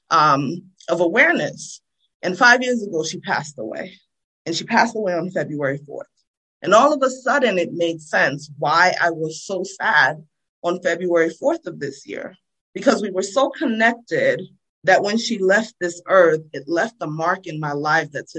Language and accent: English; New Jersey, United States; accent: Jersey; also born or lived in Freetown, Sierra Leone; now in Baltimore, United States; I was born in Freetown. I came to the United States when I was 9 years old. I grew up in New Jersey